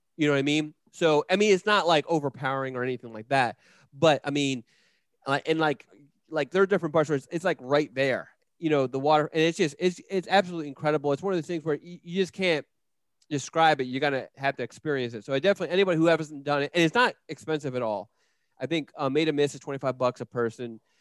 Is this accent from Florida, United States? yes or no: no; Philadelphia, Pennsylvania, United States; moved away as an adult; I grew up in Northeast Philadelphia, the Frankfort neighborhood of Philadelphia